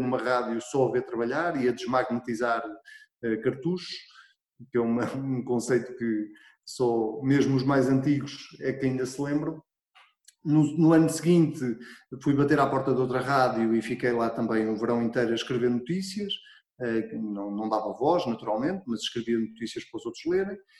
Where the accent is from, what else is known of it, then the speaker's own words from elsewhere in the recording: Arrabal, Centro, Portugal; eu sou de uma freguesia muito pequenina e hum, que se chama Arrabal